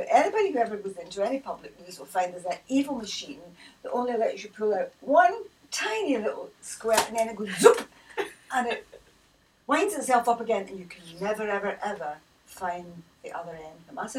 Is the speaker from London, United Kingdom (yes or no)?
no; Scotland, United Kingdom; Well, you mean one rather than we, because being Scottish